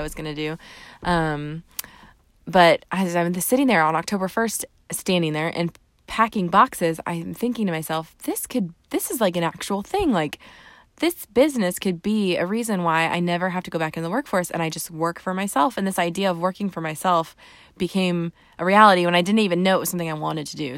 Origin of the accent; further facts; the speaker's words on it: Southern Indiana, United States; We're from Southern Indiana